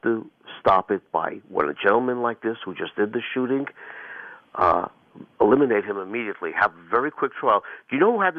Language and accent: English; New York, United States; although I was born in New York and lived in New York